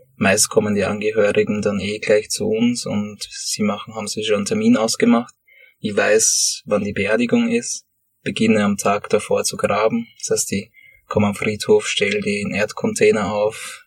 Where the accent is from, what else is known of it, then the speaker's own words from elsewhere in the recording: Sommerein, Lower Austria, Austria; also born or lived in Höflein / Vienna; ich grabe an den Orten, wo ich aufgewachsen bin. In Sommerrhein hier, wo ich meine Kindheit verbracht habe